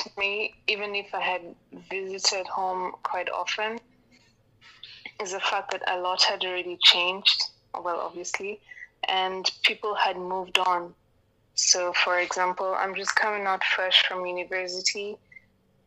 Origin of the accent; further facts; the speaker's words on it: Kenya; moved away; I'm born and raised here